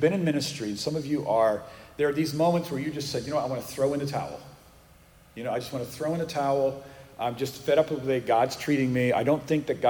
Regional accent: Northeast, United States; moved away as an adult; also born or lived in Massachusetts; now in Texas, United States; I'm from the Northeast

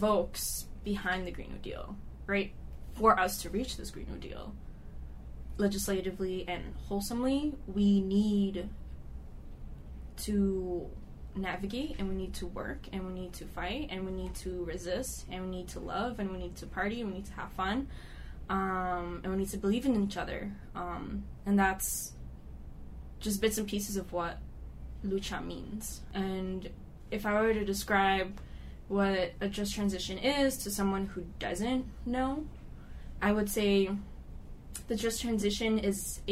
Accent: Boston, Massachusetts, United States; I was born and raised in East Boston, but my family is Salvadoran Honduran

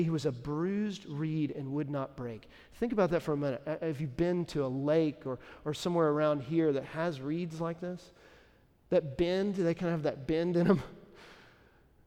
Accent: Dallas, Texas, United States; now in Nashville, United States; Dallas is my hometown

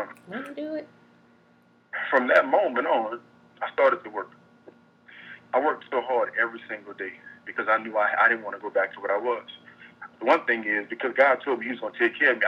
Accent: New Orleans, Louisiana, United States; also born or lived in Baton Rouge, Louisiana; now in Los Angeles, United States; I grew up in New Orleans, Louisiana

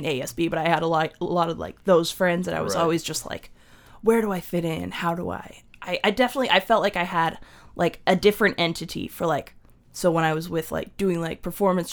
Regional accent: Clinton, Washington, United States; I was born in Clinton, Washington

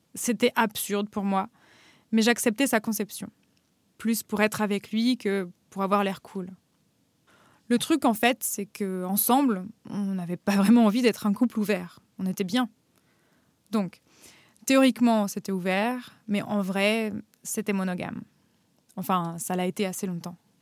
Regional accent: Paris, Île-de-France, France; moved away as an adult; also born or lived in Normandy; now in Berlin, Germany; J'ai grandi à Paris, puis en Normandie, et je vis maintenant à Berlin.

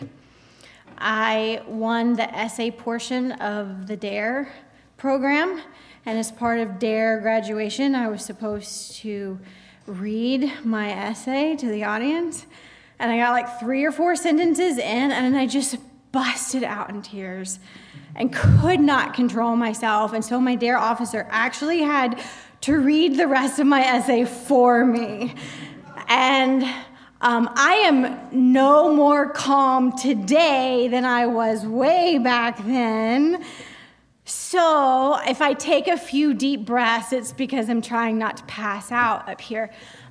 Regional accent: United States; also born or lived in Tennessee / Georgia; I grew up in the Southern Baptist belt of Georgia and Tennessee.

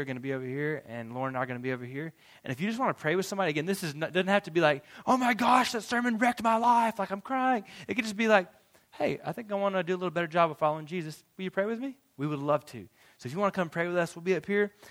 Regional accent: United States; as American Christians

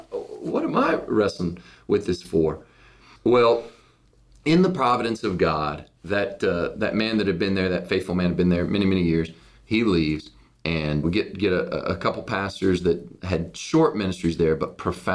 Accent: Cincinnati, Ohio, United States; born there; And so I was born in Cincinnati, Ohio.

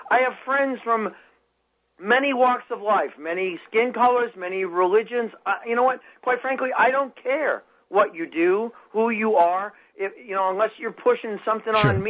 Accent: New Hampshire, United States; I grew up in New Hampshire

